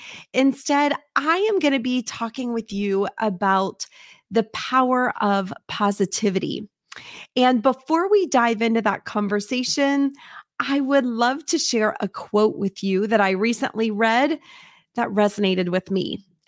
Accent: Indiana, United States; I will tell you, I grew up in Southern Indiana and lived on a street that I was able to walk to elementary school.

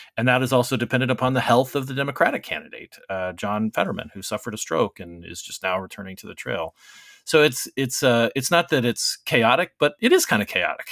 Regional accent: Arizona, United States; my home state of Arizona

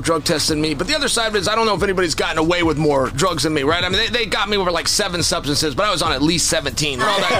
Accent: Oregon, United States; I am a gangster from Westland, Oregon.

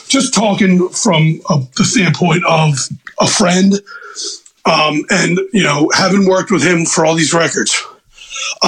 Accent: Baltimore, Maryland, United States; accent: Northeast; I'm from Baltimore

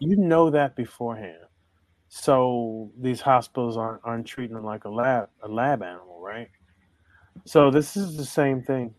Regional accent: Baltimore, Maryland, United States; I grew up in Baltimore

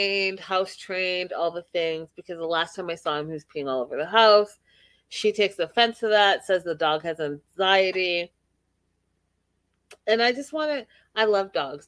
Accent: Canada; as a woman of color, as a Black Canadian

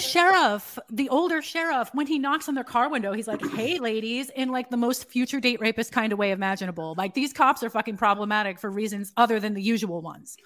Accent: New York City, New York, United States; I'm from New York City

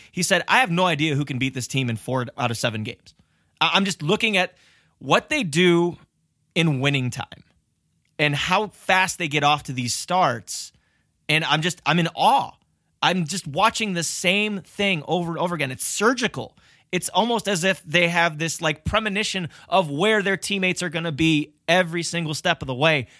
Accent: Cleveland, Ohio, United States; My hometown

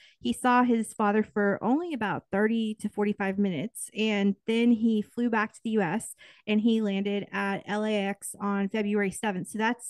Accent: Kansas City, United States; moved away; I'm from the Kansas City area originally, so the Chiefs were not this good when I was growing up

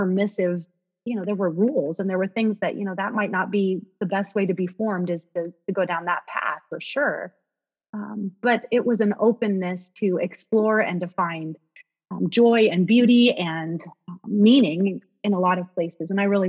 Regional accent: Seattle, Washington, United States; So I grew up in Seattle in the 90s

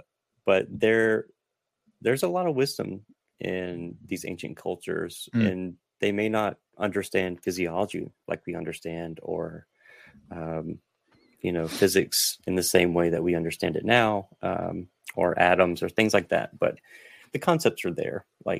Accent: the South, United States; So I'm Southerner. So I'll just blame it on being Southern.

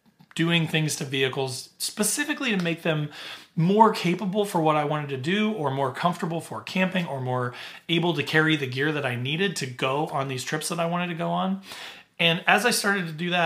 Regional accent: Southern Indiana, United States; growing up in Southern Indiana, I had been a camper my whole life

